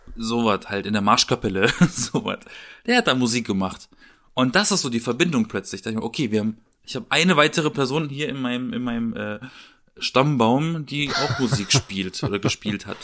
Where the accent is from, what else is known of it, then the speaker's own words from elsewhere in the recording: Southern Germany, Germany; in meiner Heimat, so im, im, im Süden, ne? Alles eher dörflich, kleinstadtmäßig